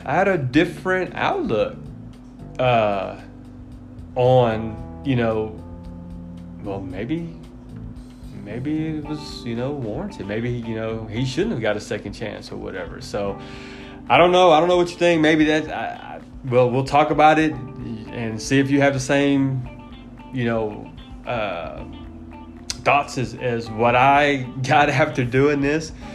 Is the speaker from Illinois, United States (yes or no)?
yes; Chicago, Illinois, United States; growing up in Chicago, was a bear country. My whole family was nothing but bear fans